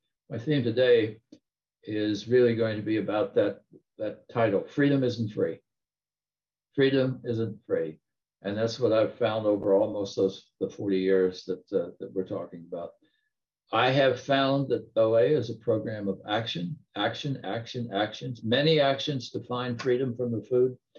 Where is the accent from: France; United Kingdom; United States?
United States; Appalachian Mountains; moved away; I grew up in the Appalachian Mountains coal mining country, backcountry in the US.